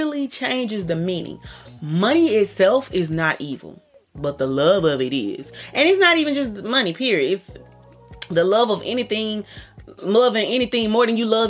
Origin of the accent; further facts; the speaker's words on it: the South, United States; I'm from the South